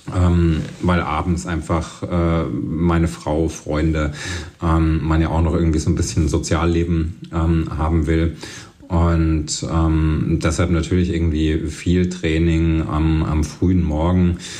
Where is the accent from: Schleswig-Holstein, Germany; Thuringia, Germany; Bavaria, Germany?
Thuringia, Germany; moved away as an adult; also born or lived in Leipzig / Berlin; bin eben in Thüringen aufgewachsen und äh, bei mir um die Ecke in Ilmenau war so eine, äh, so eine Downhill World Cup Strecke